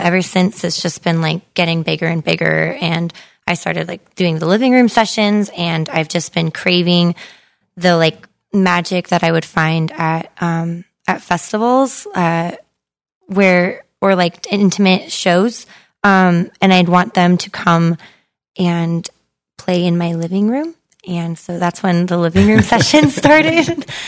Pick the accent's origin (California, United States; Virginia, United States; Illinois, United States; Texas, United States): California, United States; Modesto; my hometown that, um, brought some, like, really cool, um, artists, uh, to a cafe in Modesto